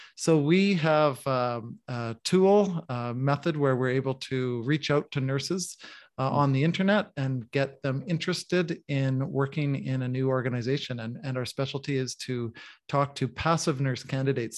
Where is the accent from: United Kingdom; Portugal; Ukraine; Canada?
Canada; the Canadian Prairies; moved away as an adult; also born or lived in Manitoba / Saskatchewan; now in Mexico; I'm a Canadian coming from the prairies. Manitoba and Saskatchewan are the provinces I come from on the prairies of Canada.